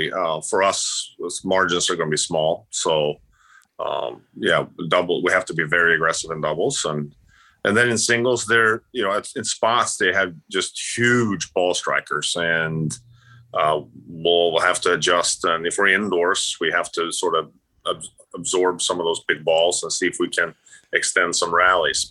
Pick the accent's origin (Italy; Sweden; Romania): Sweden; moved away; also born or lived in Florida; I grew up in Sweden.